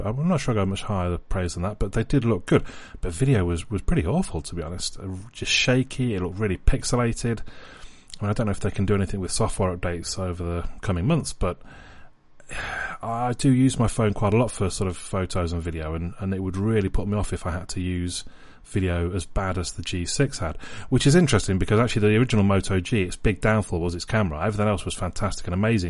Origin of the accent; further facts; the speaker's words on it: England, United Kingdom; I'm English, I'm an England fan